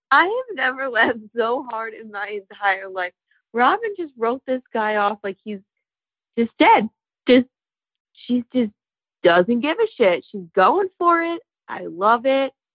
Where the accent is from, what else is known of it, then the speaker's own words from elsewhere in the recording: New York, United States; I'm from New York